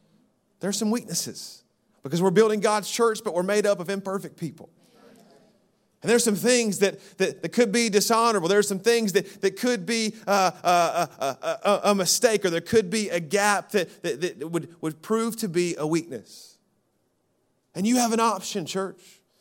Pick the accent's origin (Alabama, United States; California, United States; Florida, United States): Alabama, United States; Birmingham; You know, I grew up in Birmingham, Alabama, in the South, and there's a rumor going around that we are friendlier than you.